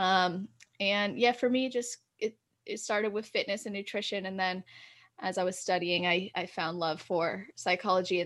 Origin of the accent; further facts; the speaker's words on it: California, United States; I was born and raised in Cali, just turned 24 in December, and I live in California